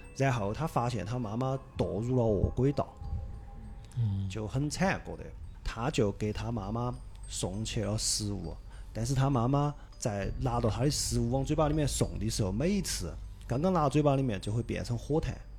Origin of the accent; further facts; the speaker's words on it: Sichuan, China; 我们四川这边